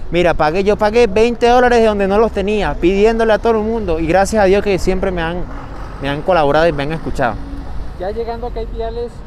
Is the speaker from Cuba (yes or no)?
no; Barcelona, Anzoátegui, Venezuela; moved away; estudiar allá en Venezuela, pero por las condiciones no se pudo dar, entonces me tuve que quedar acá.